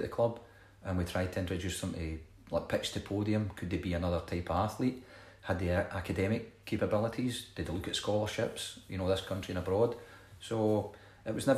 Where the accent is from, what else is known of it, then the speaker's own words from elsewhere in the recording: Scotland, United Kingdom; I'm Scottish